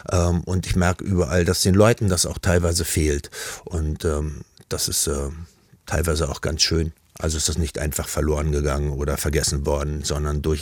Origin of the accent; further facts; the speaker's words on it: Berlin, Germany; Also das erste war, ich bin mit meinem Großvater im Schrebergarten in Berlin groß geworden.